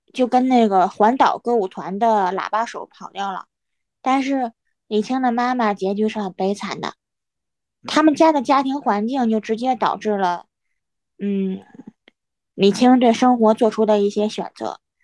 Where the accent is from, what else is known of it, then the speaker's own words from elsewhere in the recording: Hebei, China; 我是来自河北的